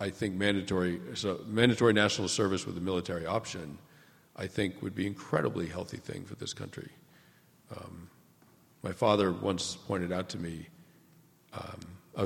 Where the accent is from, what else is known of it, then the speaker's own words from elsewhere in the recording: New England, United States; I grew up in New England